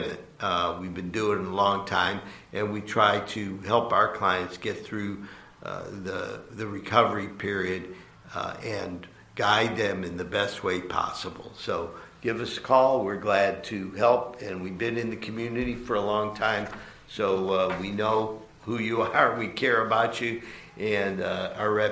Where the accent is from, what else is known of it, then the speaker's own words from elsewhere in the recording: Cleveland, Ohio, United States; moved away; Growing up in Cleveland, I was back there for a family wedding.